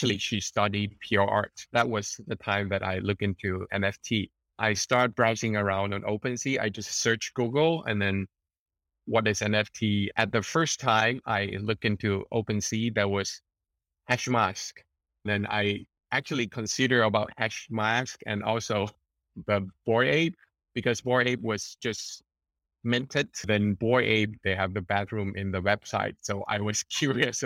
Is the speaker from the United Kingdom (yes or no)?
no; Thailand; also born or lived in Beijing; I'm from Thailand.